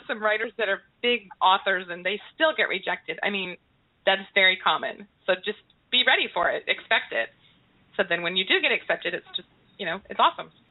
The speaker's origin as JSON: {"language": "English", "town": "Alamogordo", "region": "New Mexico", "country": "United States", "tie": "born or raised there", "moved": "yes", "said": "I grew up in Alamogordo."}